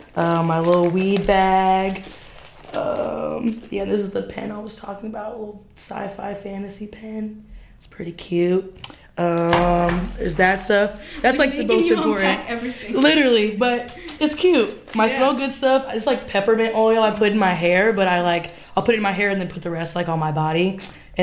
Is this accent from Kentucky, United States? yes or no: no; Champaign, Illinois, United States; moved away as an adult; now in Chicago, United States; I'm born and raised in Champaign, Illinois